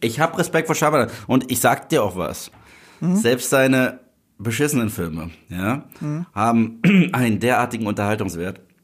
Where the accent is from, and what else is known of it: Germany